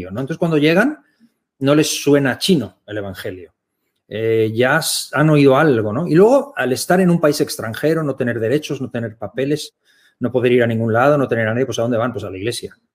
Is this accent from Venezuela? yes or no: no; Germany; born there; soy alemán, yo nací en Alemania, mi madre es alemana, yo tengo la, doble nacionalidad